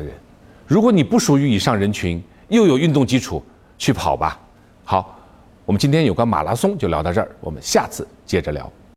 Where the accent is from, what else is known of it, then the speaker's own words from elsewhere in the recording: China; 我们中国人